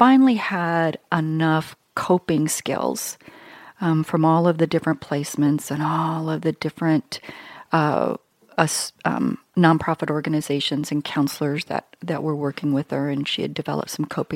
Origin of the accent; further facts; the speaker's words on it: Billings, Montana, United States; I grew up in Billings.